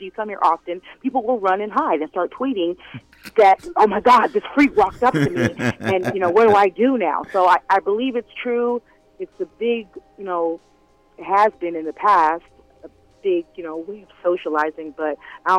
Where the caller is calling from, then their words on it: California, United States; I'm calling from California.